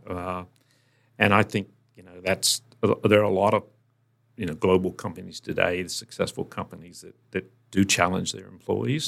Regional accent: Virginia, United States; moved away; also born or lived in North Carolina; we relocated to Virginia, which is the next state up

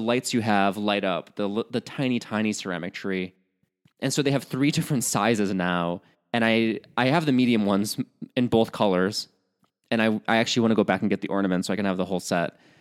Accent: Chicago, Illinois, United States; as a Midwesterner, at least from the Chicago area

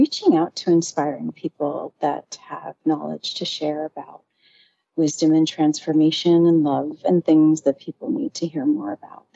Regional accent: New York City, New York, United States; moved away as an adult; now in Jersey City, United States; I'm from Manhattan

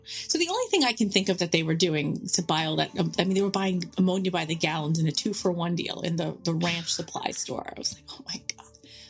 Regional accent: New York, United States; we're from New York. We don't see bears. We're from suburbia.

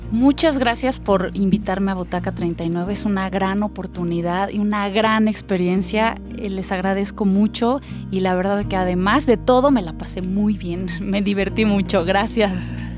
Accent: Querétaro, Mexico; yo soy de aquí. Y es volver a esos orígenes, cuando vuelves a esta tierra en la que naciste

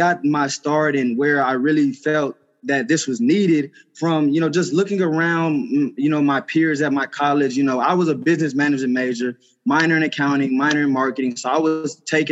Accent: Houston, Texas, United States; moved away as an adult; also born or lived in Knoxville, Tennessee; I was raised in Houston, Texas

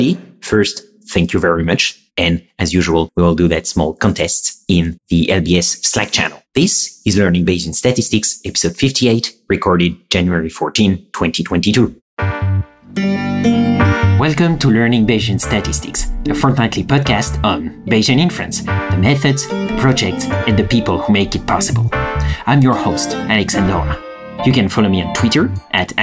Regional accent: France; accent: French; my soothing French accent

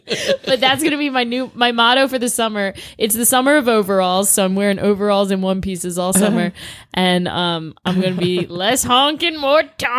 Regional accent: Baltimore, Maryland, United States; I grew up in Maryland.

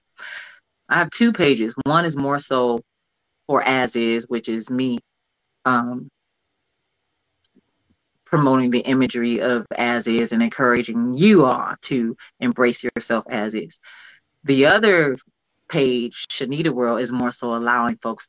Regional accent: Cleveland, Ohio, United States; now in California, United States; I'm from Cleveland, but I moved to California

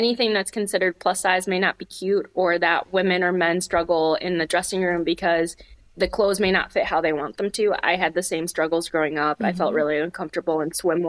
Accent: Michigan, United States; moved away as an adult; also born or lived in Upper Peninsula, Michigan; now in Northwest Indiana, United States; I grew up in Michigan and I moved to the Upper Peninsula for college

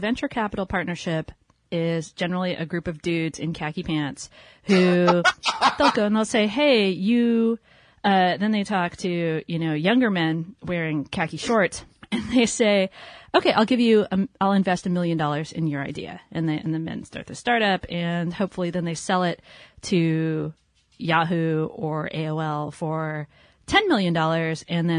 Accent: Los Angeles, California, United States; now in San Francisco, United States; I was from Los Angeles, so...

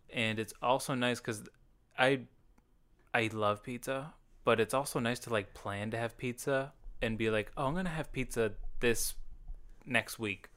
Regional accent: Franklin, United States; we grew up in Franklin

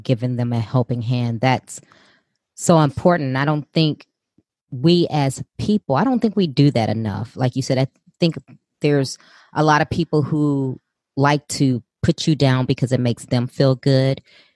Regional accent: Chicago, Illinois, United States; moved away; I'm originally from Chicago

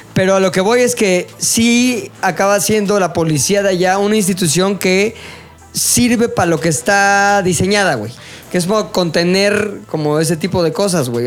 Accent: Mexico; también como mexicanos

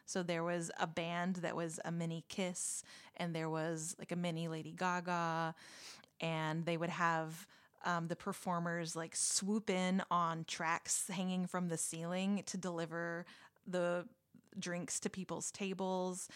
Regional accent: Texas, United States; I'm from Texas

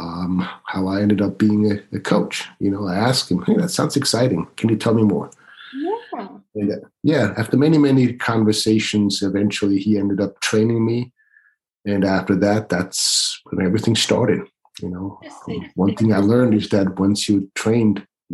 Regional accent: Switzerland; moved away as an adult; now in United States; I was born and raised in Switzerland

